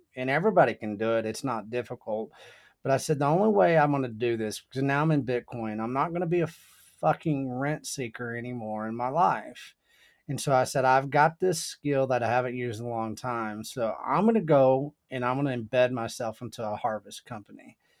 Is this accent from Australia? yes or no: no; the Texas Panhandle, United States; also born or lived in Austin; I grew up in the panhandle of Texas